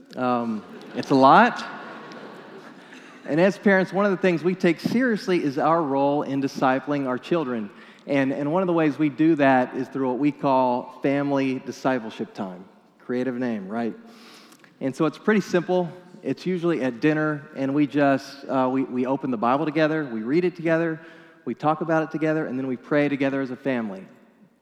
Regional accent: New Mexico, United States; moved away; my home state of New Mexico

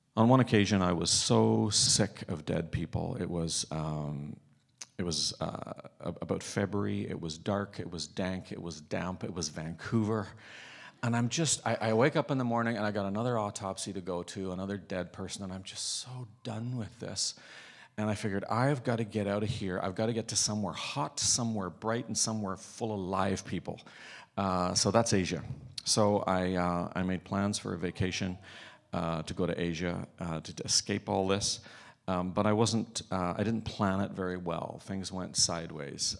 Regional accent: Northern Ireland, United Kingdom; now in Canada; I'm growing up in Northern Ireland

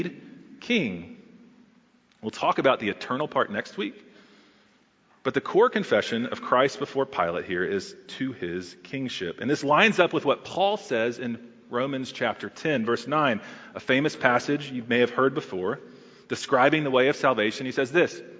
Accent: Texas, United States; now in Charlotte, United States; as a Texan

